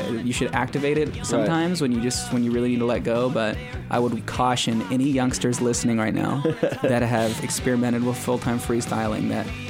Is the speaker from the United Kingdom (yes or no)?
no; Belmont, California, United States; born there; I was born in Belmont, motherfucker.